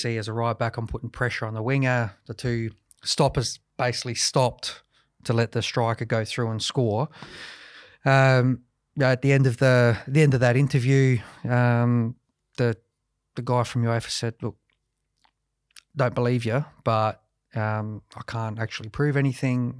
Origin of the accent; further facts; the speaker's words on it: Adelaide, South Australia, Australia; to play for six years for Adelaide United and, and be a captain here as well, um, you know, it was fantastic, you know, in front of my hometown